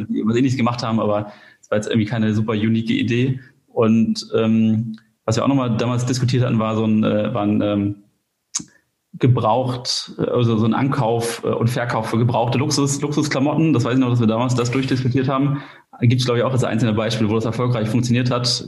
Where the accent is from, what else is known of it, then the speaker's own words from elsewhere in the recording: Kiel, Schleswig-Holstein, Germany; komme aus Kiel